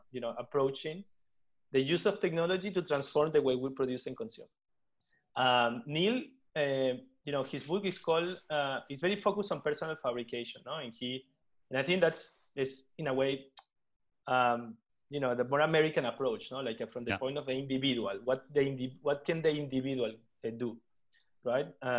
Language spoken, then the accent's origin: English; Venezuela; moved away as an adult; now in Barcelona, Spain; I was born and raised in Venezuela, but I have a mixed background